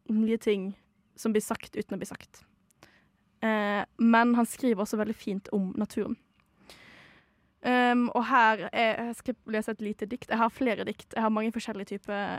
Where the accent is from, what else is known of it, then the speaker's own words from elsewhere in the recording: Modalen, Vestland, Norway; moved away as an adult; now in Oslo, Norway; Mo er da der jeg kommer fra.